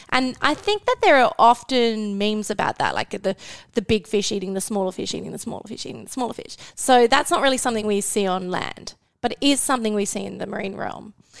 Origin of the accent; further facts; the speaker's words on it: Western Australia, Australia; moved away as an adult; I'm from Western Australia